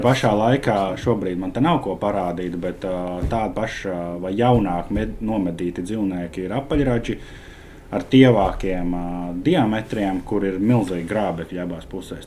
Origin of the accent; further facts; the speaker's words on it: Latvia; mēs esam latvieši